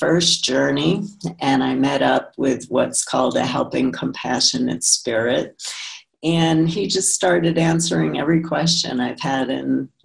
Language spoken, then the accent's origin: English; New York City, New York, United States; I grew up in Brooklyn, New York